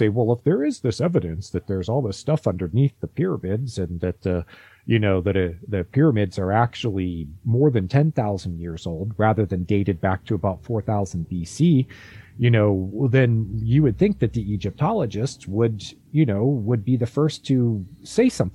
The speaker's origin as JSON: {"language": "English", "region": "Ohio", "country": "United States", "tie": "born or raised there", "said": "I grew up in Ohio"}